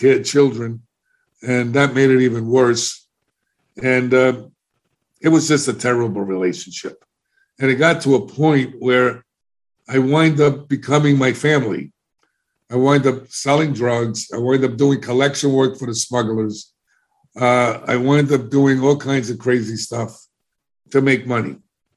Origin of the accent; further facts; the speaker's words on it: New York City, New York, United States; moved away; also born or lived in Florida; I was embarrassed about the way I spoke because I'm a New Yorker